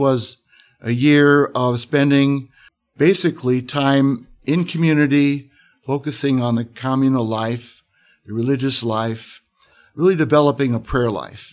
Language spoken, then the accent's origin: English; Moline, Illinois, United States; moved away as an adult; now in Notre Dame, United States; I grew up in an area called the Quad Cities of Illinois, Iowa. I grew up on the Illinois side, Born in Moline, Illinois